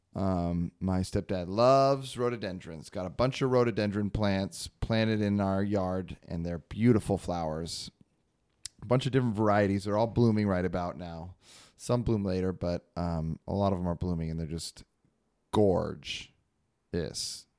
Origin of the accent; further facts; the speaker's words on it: Arcata, California, United States; now in Texas, United States; I am from Arcata, California